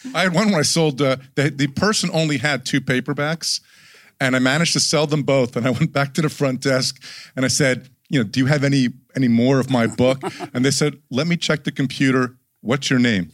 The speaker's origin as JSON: {"language": "English", "region": "New Jersey", "country": "United States", "said": "I'm from New Jersey"}